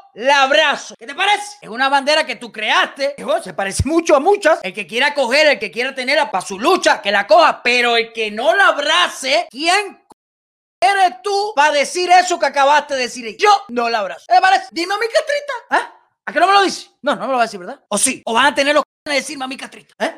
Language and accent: Spanish; Cuba